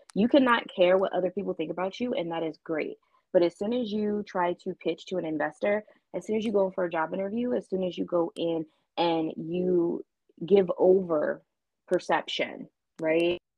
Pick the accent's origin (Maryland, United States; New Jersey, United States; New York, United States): Maryland, United States; Baltimore; moved away as an adult; also born or lived in Japan / Tucson, Arizona / London / Atlanta; I am originally from Baltimore, Maryland